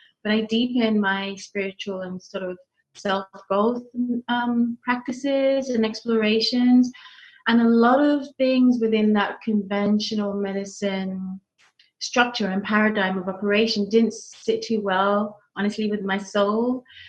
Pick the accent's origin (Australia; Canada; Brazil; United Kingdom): United Kingdom; now in United States; So currently I'm in Illinois. Originally, I never know how to quite answer that question.